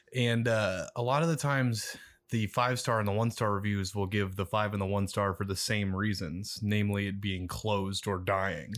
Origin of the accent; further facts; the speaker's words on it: Omaha, Nebraska, United States; I am from West Omaha.